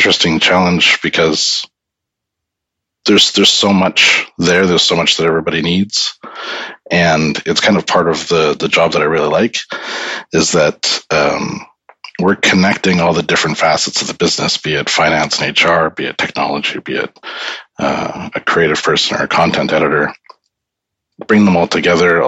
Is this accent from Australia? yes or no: no; Canada; moved away as an adult; now in United Kingdom; I'm a Canadian who came to the UK